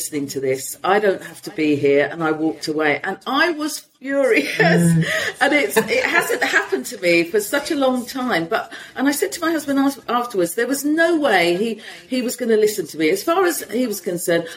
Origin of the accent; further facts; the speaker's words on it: London, United Kingdom; moved away as an adult; now in Spain; I'll say I'm from London. And then they'll say, no, where are you really from? And I'll say, Hackney